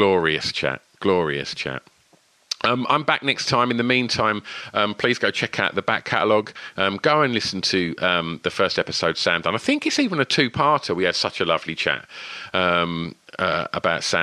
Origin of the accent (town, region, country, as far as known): Rayleigh, East of England, United Kingdom; born or raised there; also born or lived in Southend